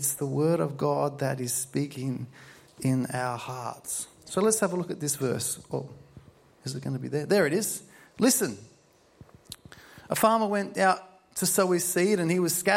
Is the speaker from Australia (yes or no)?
yes; Murray Bridge, South Australia, Australia; I'm from Murray Bridge